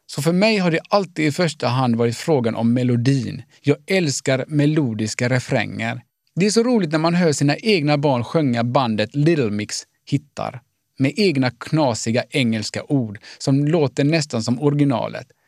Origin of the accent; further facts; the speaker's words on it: Gothenburg, Västra Götaland, Sweden; Jag är född och uppvuxen i Göteborg av finska föräldrar